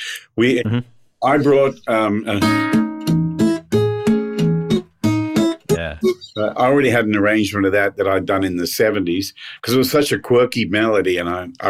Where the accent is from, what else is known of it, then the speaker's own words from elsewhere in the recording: Australia; moved away as an adult; now in Nashville, United States; we recorded that album when I was still living in Australia. And I came over to Nashville from Australia